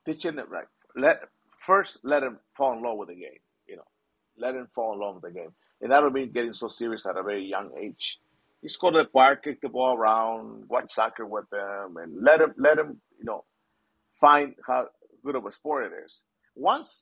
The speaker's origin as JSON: {"language": "English", "region": "Mexico City", "country": "Mexico", "tie": "born or raised there", "moved": "yes", "lives_now": "Southern California, United States", "said": "I came from Mexico City."}